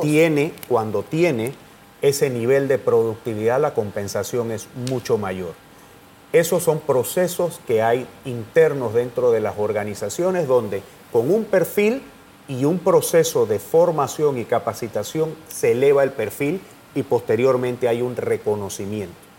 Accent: Tolé, Chiriquí, Panama; yo que soy de Tolé, en la provincia de Chiriquí

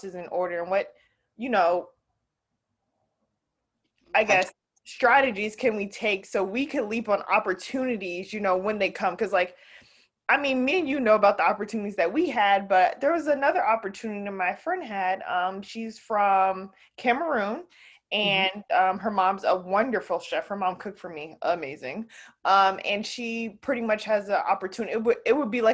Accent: New Jersey, United States; moved away; I moved out from New Jersey, so I'm no longer in, you know, back home

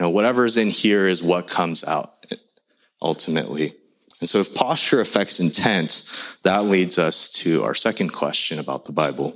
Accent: United States; English is a second language; my family growing up in the States, we immigrated here when I was 3

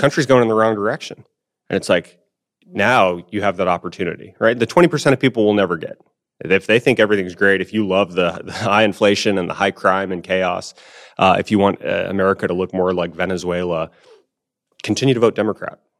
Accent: Tucson, Arizona, United States; my hometown of Tucson

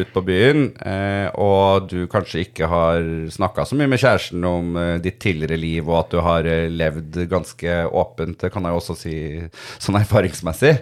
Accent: Trøndelag, Norway; also born or lived in Snillfjord; now in Oslo, Norway; når jeg var hjemme i Trøndelag nå

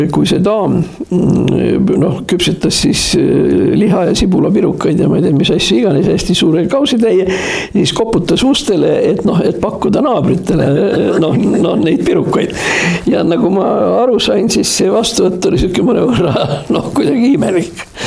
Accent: Tartu, Tartu County, Estonia; ma olen sündinud Tartus Hermanni tänaval

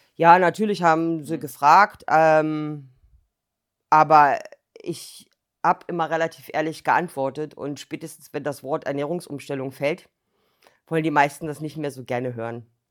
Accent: Berlin, Germany; now in Thuringia, Germany; Ich bin auch in Berlin aufgewachsen

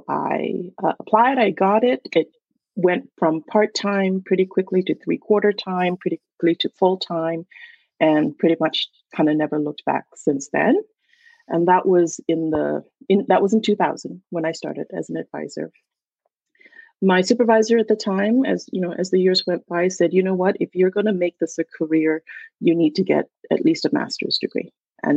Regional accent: Malaysia; English is a second language; moved away as an adult; also born or lived in Oregon, United States; now in United States; I was born and raised in Malaysia. And at that time, English was my second language

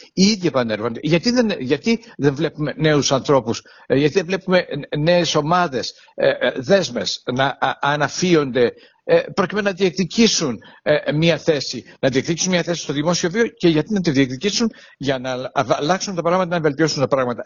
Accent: Heraklion, Crete, Greece; την πόλη μου, το Ηράκλειο Κρήτης

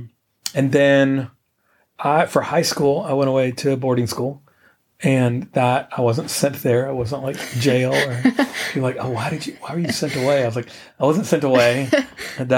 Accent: Atlanta, Georgia, United States; now in Athens, United States; I grew up in Atlanta, in Buckhead, and sort of in Atlanta, not a suburb.

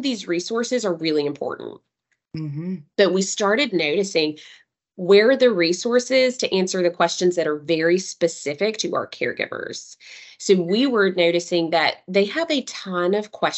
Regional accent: Knoxville, Tennessee, United States; I'm a Tennessee girl through and through. I was born and raised in Knoxville.

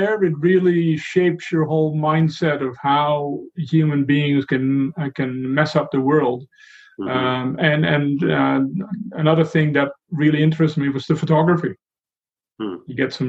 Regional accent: Netherlands; when I grew up in Holland

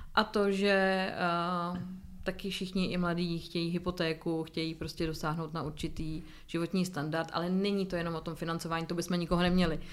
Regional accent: Teplice, Ústí nad Labem Region, Czechia; Já pocházím z Teplic, z města g-, lázeňského, kde se léčily děti s dětskou mozkovou obrnou

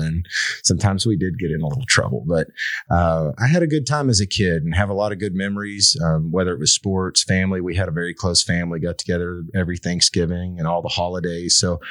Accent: Liberty City, Texas, United States; also born or lived in Fort Worth, Texas; now in Longview, United States; So I grew up in Liberty City, attended Sabine schools out there for all 13 years growing up. And I did spend 4 years in Fort Worth at Texas Wesleyan University and I graduated on a Friday and moved back home on a Monday

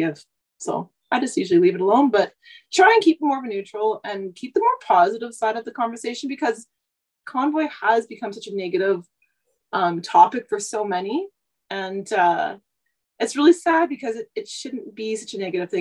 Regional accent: Vancouver, British Columbia, Canada; moved away as an adult; now in Saskatchewan, Canada; I was born and raised in Vancouver.

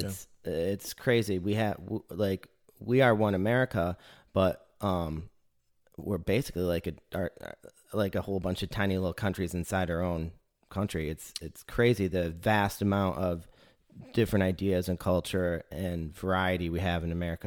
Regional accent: Michigan, United States; now in Chattanooga, United States; I'm, I'm from Michigan

